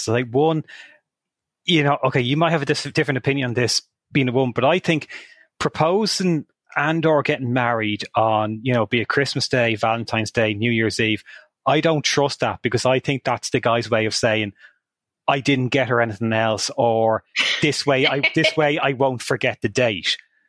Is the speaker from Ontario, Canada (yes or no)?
yes; Hamilton, Ontario, Canada; I'll say, oh, Hamilton, Ontario.